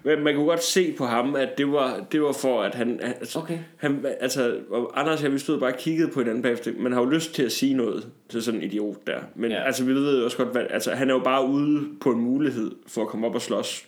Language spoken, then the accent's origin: Danish; Tarm, Central Denmark Region, Denmark; moved away; hjemme fra, fra Tarm, hvor jeg kommer fra